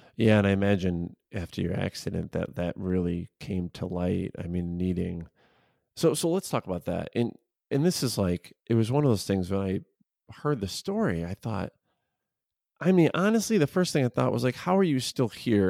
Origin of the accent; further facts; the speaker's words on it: suburbs of Chicago, Illinois, United States; I'm from the Chicago area, so I grew up in the suburbs of Chicago, I live in the city of Chicago